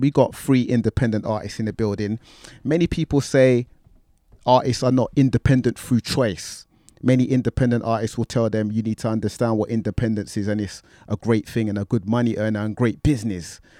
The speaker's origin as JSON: {"language": "English", "region": "London", "country": "United Kingdom", "tie": "born or raised there", "said": "growing up in Tottenham"}